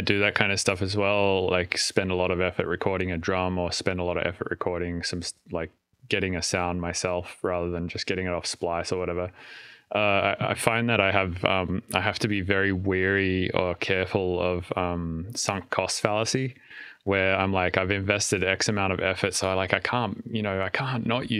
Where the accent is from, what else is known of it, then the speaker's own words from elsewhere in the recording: Australia; now in United States; so I can't get TSA pre or global entry or whatever, because I'm Australian.